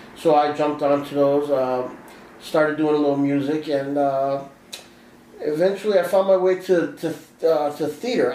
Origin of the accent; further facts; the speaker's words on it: Aurora, Illinois, United States; I am from Aurora, Illinois. I was born and raised here